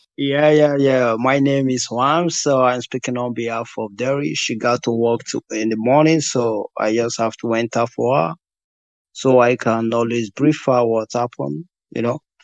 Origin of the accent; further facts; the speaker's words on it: Nigeria; being a Nigerian